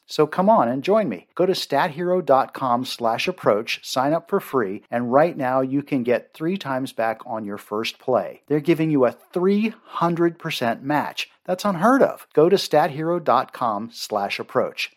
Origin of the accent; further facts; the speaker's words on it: Maryland, United States; I grew up in Maryland